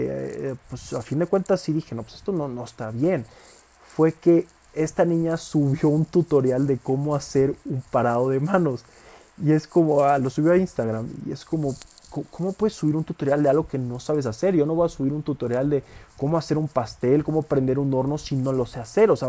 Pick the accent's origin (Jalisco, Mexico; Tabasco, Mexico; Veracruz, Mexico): Tabasco, Mexico; Villahermosa; Yo soy de ahí, soy de Villahermosa, Tabasco, es un estado pues relativamente pues de tener, el Tabasco de tener como 2, 3 millones de habitantes, Villahermosa, la ciudad donde yo soy, pues de tener como 300 mil habitantes